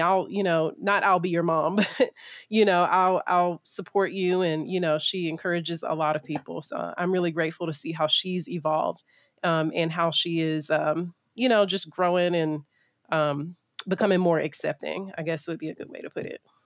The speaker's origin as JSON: {"language": "English", "region": "Middle Georgia", "country": "United States", "tie": "born or raised there", "also_born_or_lived": "Pennsylvania", "said": "I grew up in Middle Georgia"}